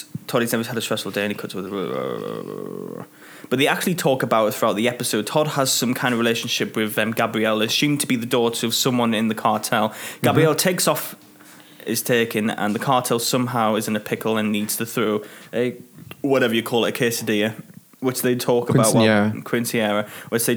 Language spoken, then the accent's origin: English; United Kingdom; we're British